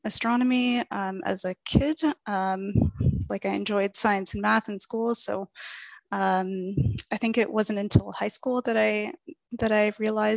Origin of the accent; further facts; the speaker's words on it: Toronto, Ontario, Canada; from Toronto